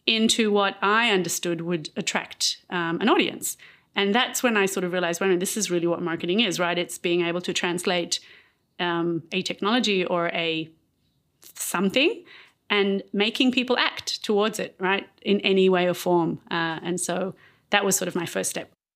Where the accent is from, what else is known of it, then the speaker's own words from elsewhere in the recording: Israel; also born or lived in Australia; I married Aliyah when I was eight, and I grew up in Israel.